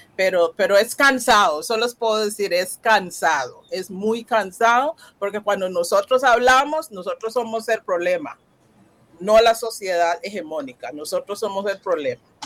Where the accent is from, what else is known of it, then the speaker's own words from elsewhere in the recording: Costa Rica; Yo soy costarricense